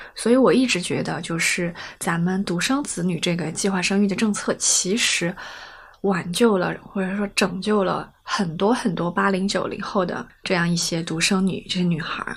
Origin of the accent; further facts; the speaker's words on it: Chongqing, China; accent: Chongqing dialect; 用我们重庆话说